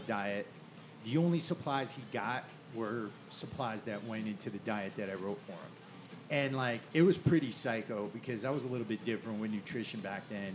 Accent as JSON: {"language": "English", "region": "Connecticut", "country": "United States", "moved": "yes", "said": "I'm from Connecticut originally, and back in the town I was from"}